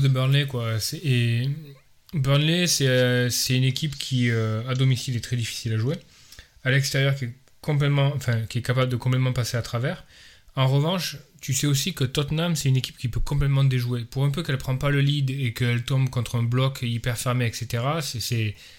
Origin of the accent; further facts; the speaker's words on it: France; en tant que Français